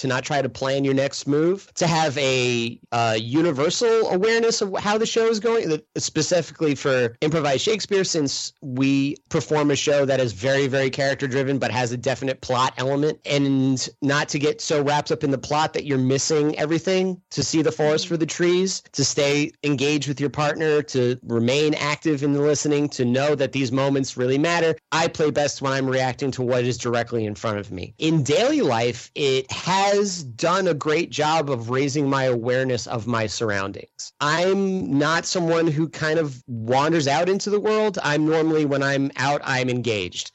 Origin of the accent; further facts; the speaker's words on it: New York, United States; moved away as an adult; now in Midwest, United States; I grew up back east. I grew up in New York. I went to school in upstate New York